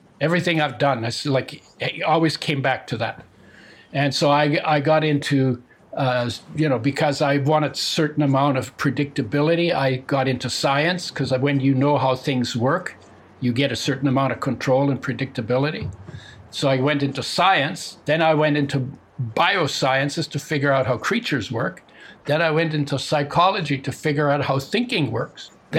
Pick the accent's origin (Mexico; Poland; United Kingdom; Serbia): Poland; born there; Well, my origin story is I'm 81 years old, and I was born in 1942 in Poland, which was then part of Germany. My parents came from Latvia and Estonia